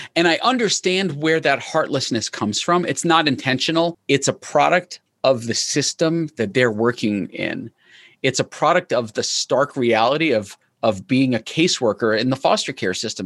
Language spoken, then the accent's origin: English; New York, United States; I was born in New York